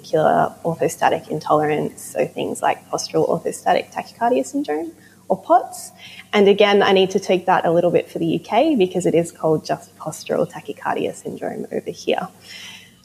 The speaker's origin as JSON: {"language": "English", "town": "Melbourne", "region": "Victoria", "country": "Australia", "moved": "as an adult", "lives_now": "Truro, United Kingdom", "said": "So recently, in the last 6 months, moved to Cornwall, and I'm actually from Melbourne, Australia."}